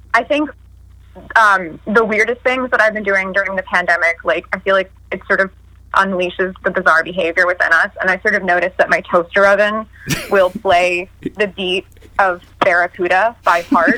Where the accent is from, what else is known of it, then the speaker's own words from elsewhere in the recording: New York, United States; I'm from New York. I'm a fast talker